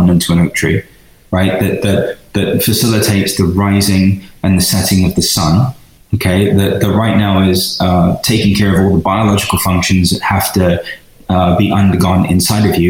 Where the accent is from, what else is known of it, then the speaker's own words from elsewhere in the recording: London, United Kingdom; moved away as an adult; also born or lived in Venice, California; now in United States; being an Indian kid in London, in order to just survive in East London.